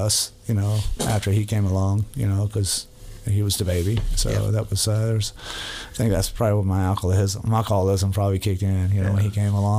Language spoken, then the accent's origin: English; Virginia Beach, Virginia, United States; born there; I'm a military brat. I was born in Virginia Beach, Virginia.